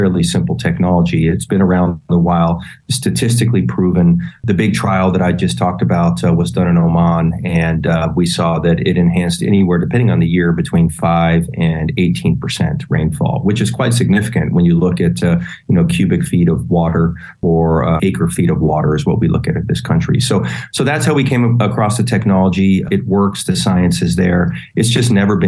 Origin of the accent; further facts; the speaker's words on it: Texas, United States; And I'm a Texan. I grew up in Texas